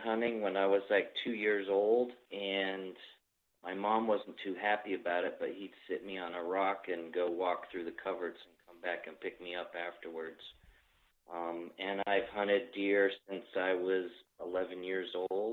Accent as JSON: {"language": "English", "region": "Vermont", "country": "United States", "tie": "born or raised there", "also_born_or_lived": "Washington / Maine / Georgia", "moved": "as an adult", "lives_now": "Pennsylvania, United States", "said": "I grew up in Vermont"}